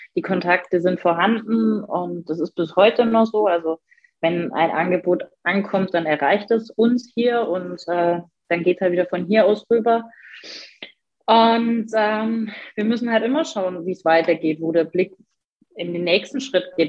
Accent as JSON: {"language": "German", "town": "Passau", "region": "Bavaria", "country": "Germany", "tie": "born or raised there", "moved": "yes", "lives_now": "Erfurt, Germany", "said": "Ich planiere im Sommer unsagbar gerne in Passau durch die Straßen, genieße ähm, meine Heimat"}